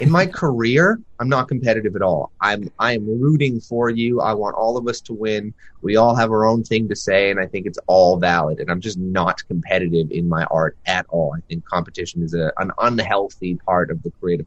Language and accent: English; Toronto, Ontario, Canada; growing up in Toronto, trying to be a musician